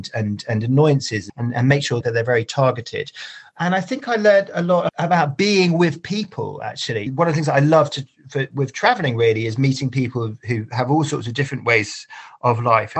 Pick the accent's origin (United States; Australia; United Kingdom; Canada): United Kingdom; as a Brit